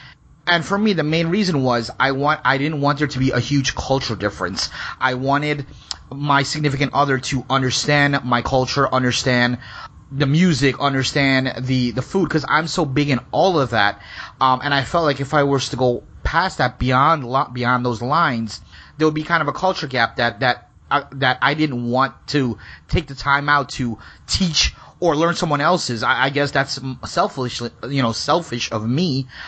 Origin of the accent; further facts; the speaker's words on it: Guyana; when you're growing up in Guyana, 60s, 70s, 80s, you grew up to, like, okay, we're not really supposed to get, like, Indians are not supposed to get along with blacks